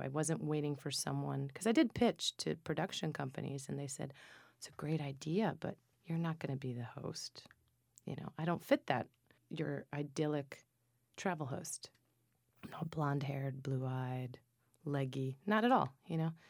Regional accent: Minturno, Lazio, Italy; my hometown in southern Italy in Minturno

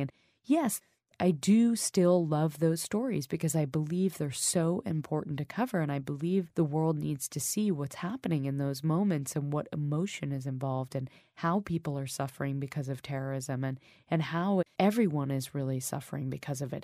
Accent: United States; moved away as an adult; also born or lived in New York; now in London, United Kingdom; I grew up in America. I live in a peaceful place right now. I live in London.

